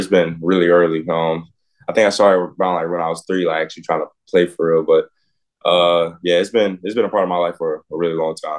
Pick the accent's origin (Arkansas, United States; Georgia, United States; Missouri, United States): Georgia, United States; Fairburn; also born or lived in Pasco, Washington / South Carolina / Ottawa, Tennessee; So I was born in Washington, Pasco, Washington, moved to South Carolina. That's where a majority of my family's from. Then we moved to Ottawa, Tennessee. It's probably like 30 minutes from Chattanooga. And then I moved to Atlanta, Fairburn.